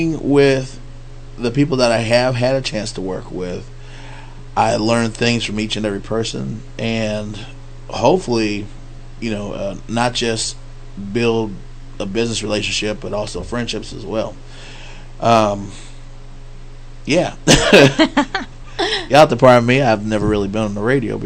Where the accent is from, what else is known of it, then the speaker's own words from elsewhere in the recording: Fort Worth, Texas, United States; now I'm in from Fort Worth, so I'm like, or better known as the dark side of the Metroplex.